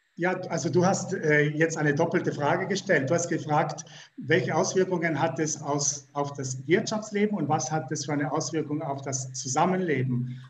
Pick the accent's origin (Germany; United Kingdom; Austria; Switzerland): Switzerland; wir als Schweizer